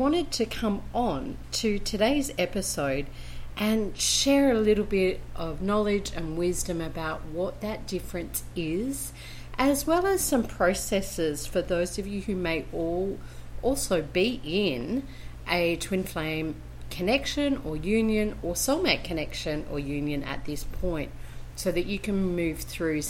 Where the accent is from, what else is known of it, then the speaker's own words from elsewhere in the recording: Brisbane, Queensland, Australia; now in Colombia; I am originally from Brisbane, Australia, and currently living in Colombia, South America.